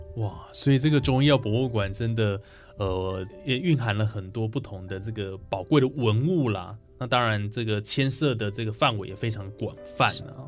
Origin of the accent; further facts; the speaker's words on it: Taichung, Taiwan; 我们台中人很幸运哦，也很幸福